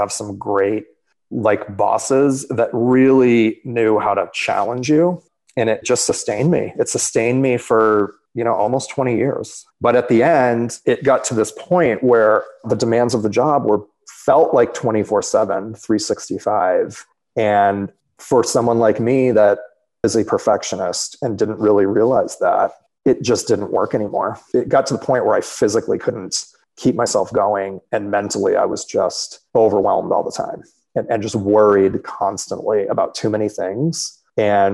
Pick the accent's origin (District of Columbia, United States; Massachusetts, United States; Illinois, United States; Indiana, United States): Massachusetts, United States; Boston; moved away as an adult; from Boston, where I grew up